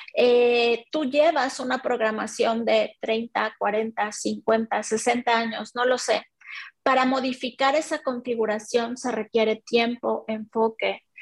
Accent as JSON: {"language": "Spanish", "country": "Mexico", "said": "soy mexicana."}